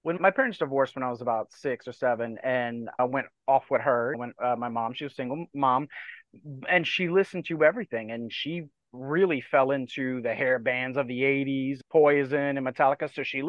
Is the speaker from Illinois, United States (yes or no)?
no; Dulac, Louisiana, United States; moved away; I'm from South Louisiana in a little swamp town called Dulac, right on the edge of the Gulf of Mexico. It's probably half in and out of the water now with all the hurricanes we've had in the last couple of years.